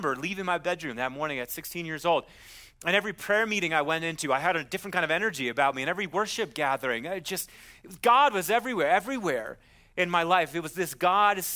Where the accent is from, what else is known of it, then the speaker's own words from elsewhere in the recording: Wisconsin, United States; moved away; I'm from Wisconsin